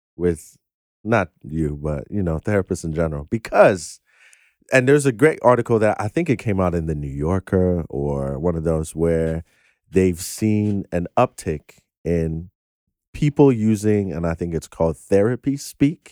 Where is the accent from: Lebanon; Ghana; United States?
Ghana; I'm Ghanaian